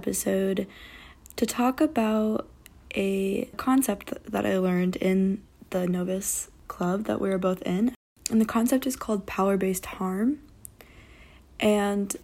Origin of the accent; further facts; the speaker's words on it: New York, United States; moved away as an adult; now in Los Angeles, United States; my hometown, which is a very predominantly white area in New York, a suburban town